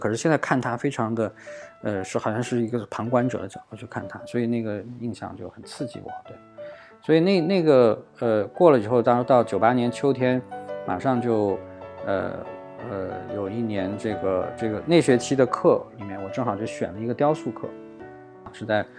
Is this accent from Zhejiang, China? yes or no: no; Wuxi, Jiangsu, China; 包括小时候在无锡，我记得跟我母亲在梨园。它里面有大量的假山，所以那个时候在里面玩捉迷藏